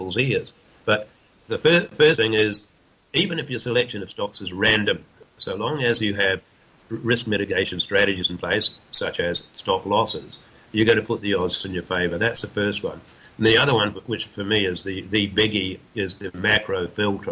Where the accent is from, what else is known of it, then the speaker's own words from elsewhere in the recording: New Zealand; now in Western Australia, Australia; I'm a New Zealander